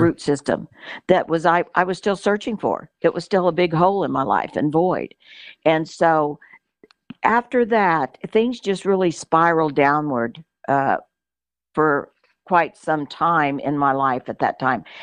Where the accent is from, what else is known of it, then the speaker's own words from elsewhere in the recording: Cushing, Oklahoma, United States; also born or lived in New Mexico / South Texas / Moore, Oklahoma; I was born in Cushing, Oklahoma. Uh, if you can believe that, uh, Oklahoma girl, uh, lived in Oklahoma a few years when we were children.